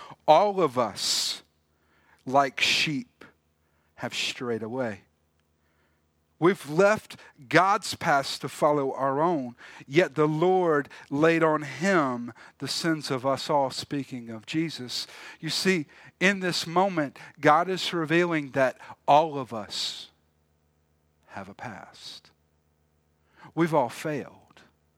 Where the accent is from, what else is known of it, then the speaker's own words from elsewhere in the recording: South Carolina, United States; we were talking about growing up where I grew up in South Carolina. My parents are from here, both have family here, but they moved away. And so I lived right outside of Charleston.